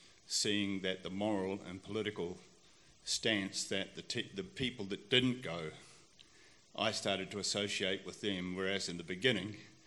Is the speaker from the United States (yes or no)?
no; New Zealand; As a New Zealander